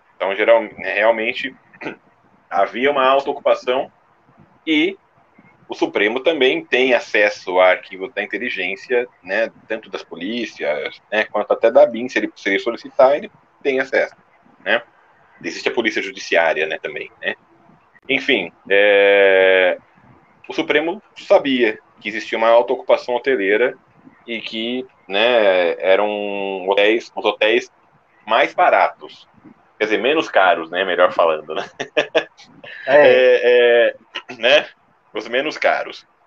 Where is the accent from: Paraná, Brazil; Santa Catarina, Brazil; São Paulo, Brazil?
São Paulo, Brazil; eu como paulista